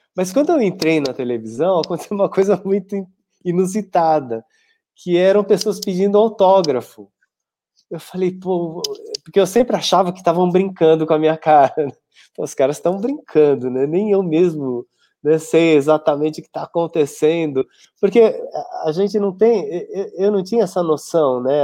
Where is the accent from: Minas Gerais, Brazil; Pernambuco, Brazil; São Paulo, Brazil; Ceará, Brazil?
São Paulo, Brazil; eu sou de São Paulo, mas eu ia uma vez por semana dar aula em Sorocaba